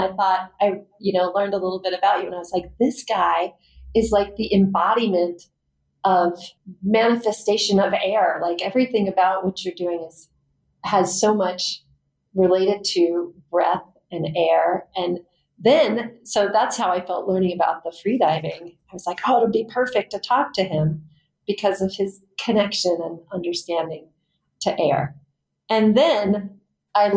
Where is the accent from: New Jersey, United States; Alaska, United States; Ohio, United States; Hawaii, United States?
Alaska, United States; Anchorage; moved away as an adult; growing up in Anchorage, Alaska